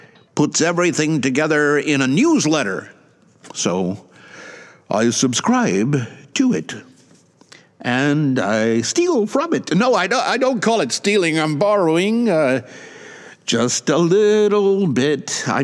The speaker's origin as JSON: {"language": "English", "country": "United States", "moved": "yes", "lives_now": "Japan", "said": "Since I am an American living far away"}